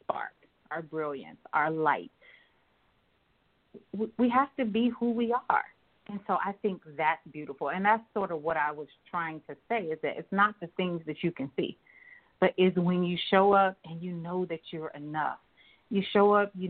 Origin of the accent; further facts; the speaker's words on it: Columbia, South Carolina, United States; now in Maryland, United States; I'm from Columbia, South Carolina, for the listeners. Of course, I live in Maryland now, but I'm from Columbia, South Carolina, so I grew up there.